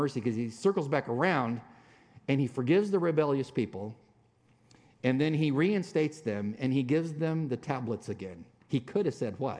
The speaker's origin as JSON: {"language": "English", "town": "San Diego", "region": "California", "country": "United States", "tie": "born or raised there", "also_born_or_lived": "Dallas, Texas", "moved": "as an adult", "said": "we're from San Diego"}